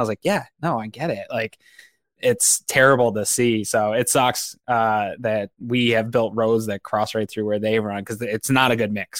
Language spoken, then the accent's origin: English; Northeast, United States; I grew up in the Northeast